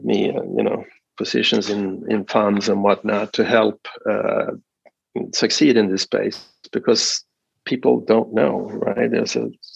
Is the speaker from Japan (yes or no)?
no; Sweden; moved away as an adult; now in United States; I'm sort of Swedish-American in that sense. I'm still a Swedish citizen. I'm not an American citizen